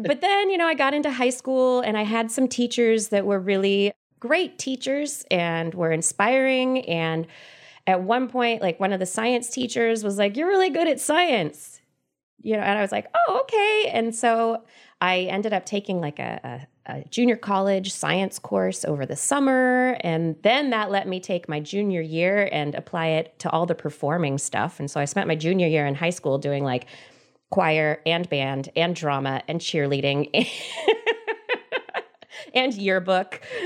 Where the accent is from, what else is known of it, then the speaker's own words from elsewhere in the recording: Central Valley of California, United States; I grew up in the Central Valley of California in a big old house in the middle of a bunch of fields